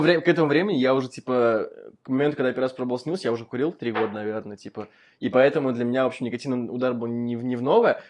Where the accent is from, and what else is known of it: Moscow, Russia